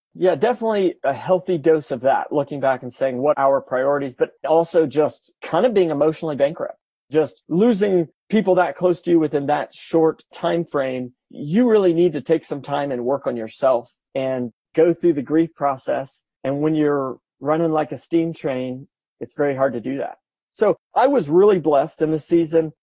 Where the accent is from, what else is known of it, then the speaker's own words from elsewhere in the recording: Kansas City, United States; grew up in Kansas City. I lived 10 minutes from the house I grew up in.